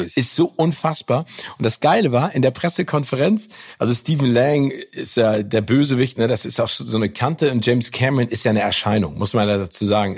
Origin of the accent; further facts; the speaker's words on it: Hamburg, Germany; als Hamburger in Hamburg